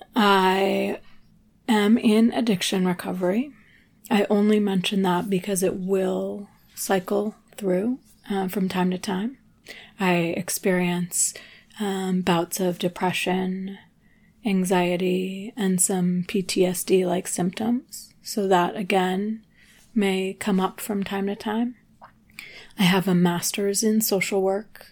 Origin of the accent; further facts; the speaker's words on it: New England, United States; also born or lived in Telluride, Colorado / Nashville / Ventura; now in Los Angeles, United States; I grew up in New England.